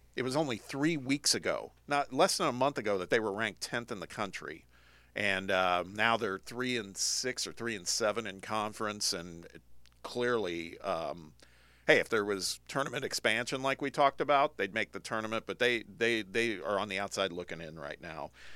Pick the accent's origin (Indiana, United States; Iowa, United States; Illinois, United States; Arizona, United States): Indiana, United States; moved away; my home state.